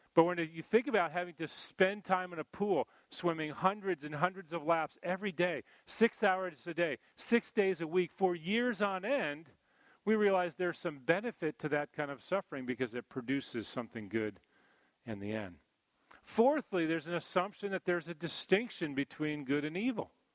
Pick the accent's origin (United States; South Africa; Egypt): United States; East Coast; growing up on the East Coast here